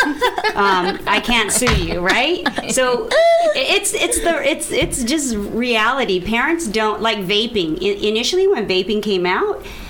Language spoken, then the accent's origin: English; El Paso, Texas, United States; I grew up in El Paso, Texas